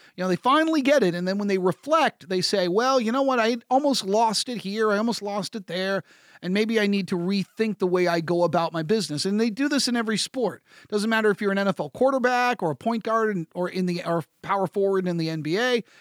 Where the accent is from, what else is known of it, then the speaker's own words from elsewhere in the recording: United States; as an American